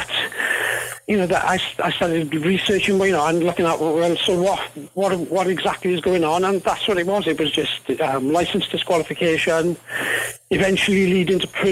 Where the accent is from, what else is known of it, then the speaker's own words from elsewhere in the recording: Wales, United Kingdom; now in New Zealand; my accent isn't a Kiwi accent. I'm originally from Wales in the UK.